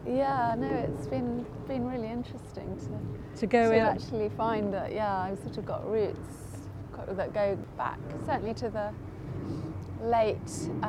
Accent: London, United Kingdom; also born or lived in Highgate, London / Kennington, London; I'm a Londoner, born and bred.

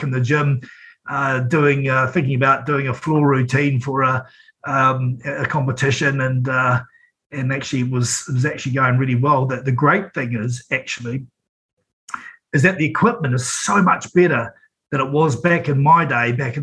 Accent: Napier, Hawke's Bay, New Zealand; moved away; also born or lived in Wellington; I'm born and bred in Napier

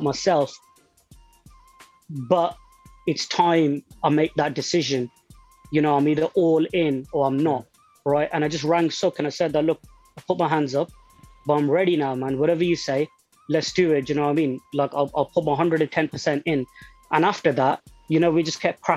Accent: Nottingham, East Midlands, United Kingdom; I'm from Nottingham

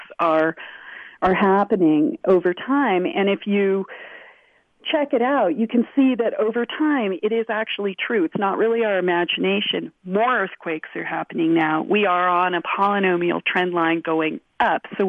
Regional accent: California, United States; I'm from California

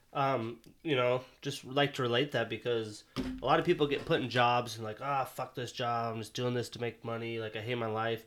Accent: Montana, United States; now in Seattle, United States; I'm from Montana

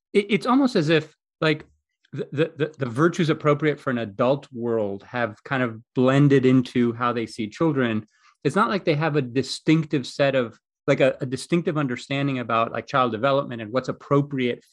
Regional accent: Greece; when I was growing up in Greece

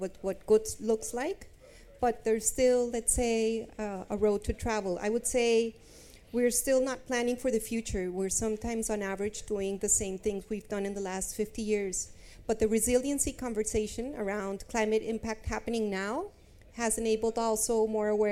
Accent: Bogota, Bogotá Capital District, Colombia; now in London, United Kingdom; I'm from Colombia. I'm from Bogota. I'm living in London

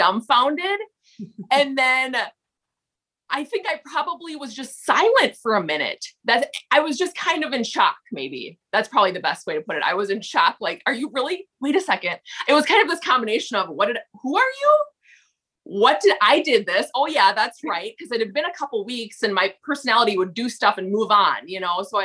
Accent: Minnesota, United States; accent: thick Minnesota; I'm … from Minnesota.

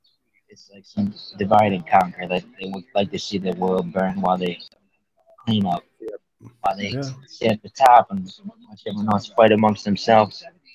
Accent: Chicago, Illinois, United States; Well, I'm from Chicago

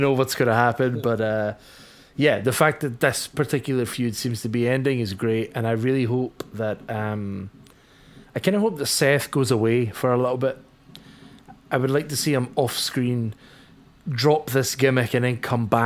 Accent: Scotland, United Kingdom; as a Scotsman

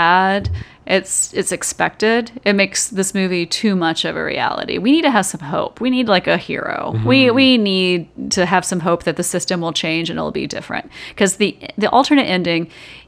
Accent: Georgia, United States; growing up in Georgia

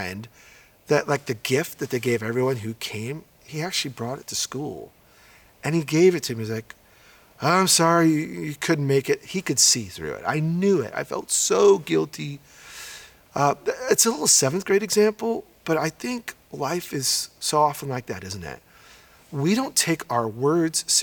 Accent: New York, United States; When I was in the seventh grade, I grew up in New York, and I grew up in a very mixed environment

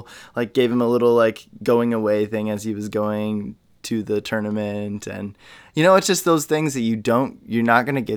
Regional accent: Indiana, United States; grew up in a small town as well in Indiana

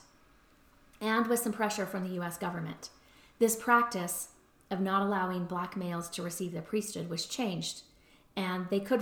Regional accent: Utah, United States; also born or lived in Baton Rouge, Louisiana

